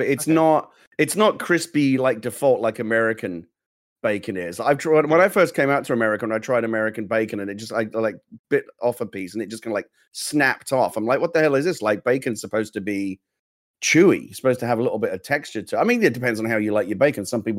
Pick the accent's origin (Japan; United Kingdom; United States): United Kingdom; England; moved away; I'm English